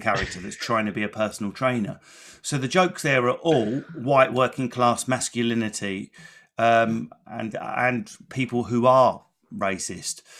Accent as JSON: {"language": "English", "town": "Enfield", "region": "London", "country": "United Kingdom", "tie": "born or raised there"}